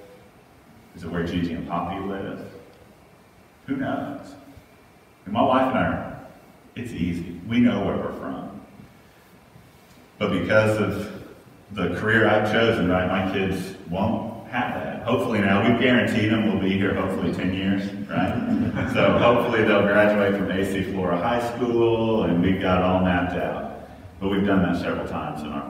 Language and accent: English; Texas, United States; moved away as an adult; also born or lived in Houston, Texas / Virginia; now in Columbia, United States; I'm a Texan